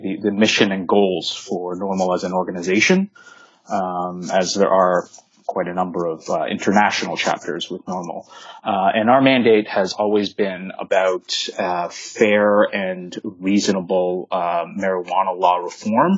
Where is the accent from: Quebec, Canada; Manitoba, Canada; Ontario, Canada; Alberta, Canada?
Ontario, Canada; Toronto; I'm from Toronto, Ontario in Canada